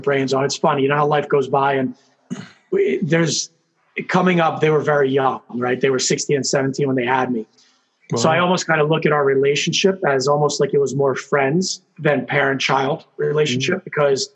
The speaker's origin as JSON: {"language": "English", "town": "Philadelphia", "region": "Pennsylvania", "country": "United States", "tie": "born or raised there", "also_born_or_lived": "Italy", "said": "So grew up in Philadelphia, was born and raised"}